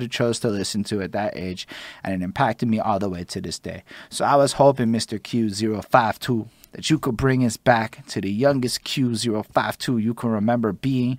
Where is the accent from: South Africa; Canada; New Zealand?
Canada; Montreal, Quebec; when I'm like 5 years old growing up in Montreal's and whatnot, I can remember being in Côte Saint-Luc